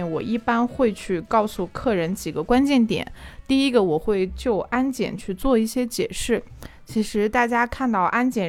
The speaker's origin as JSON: {"language": "Chinese", "town": "Korla", "region": "Xinjiang", "country": "China", "said": "Hello，大家好， … 我来自新疆库尔勒。"}